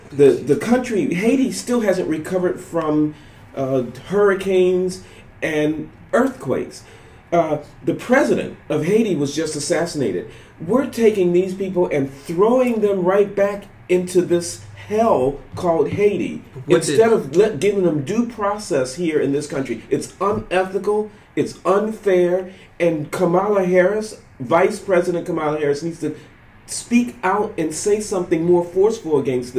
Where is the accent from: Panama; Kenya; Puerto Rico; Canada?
Panama; now in United States; I immigrated here from Panama in 1988, okay?